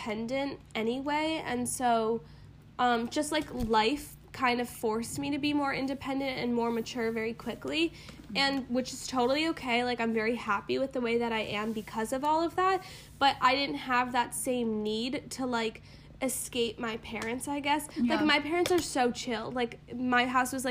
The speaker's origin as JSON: {"language": "English", "town": "New York City", "region": "New York", "country": "United States", "tie": "born or raised there"}